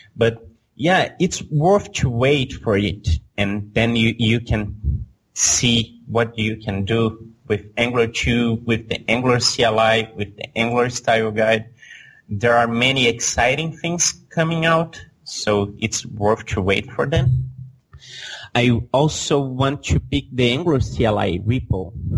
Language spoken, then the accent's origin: English; Belo Horizonte, Minas Gerais, Brazil; Belo Horizonte is my hometown